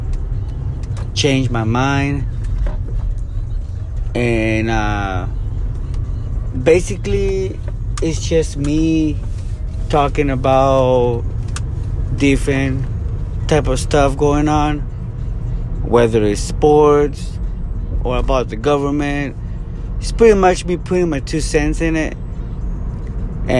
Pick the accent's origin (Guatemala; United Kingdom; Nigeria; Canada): Guatemala; now in California, United States; I'm born and raised in Guatemala. Came here to the U.S. the late 90s